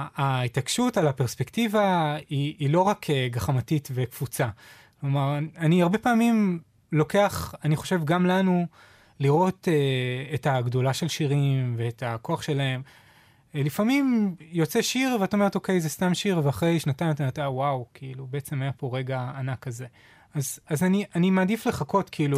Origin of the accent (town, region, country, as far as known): Israel